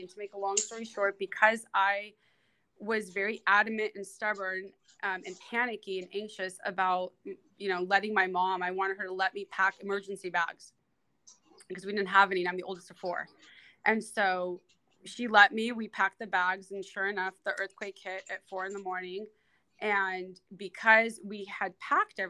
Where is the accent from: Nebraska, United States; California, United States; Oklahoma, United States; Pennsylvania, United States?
California, United States; Los Angeles; I lived in LA, I was born and raised in the San Fernando Valley